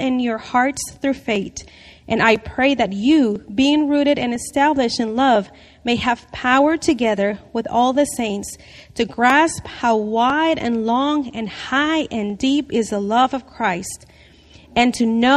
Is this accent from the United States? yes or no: no; Mexico; moved away; I grew up in Mexico in a very, very poor family